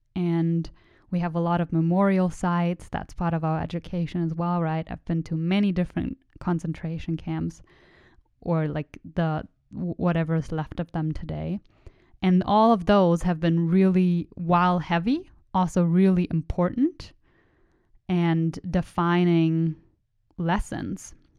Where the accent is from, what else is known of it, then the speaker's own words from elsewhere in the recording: Germany; first language German; English is a second language; moved away; I was born in Germany. I was raised in Germany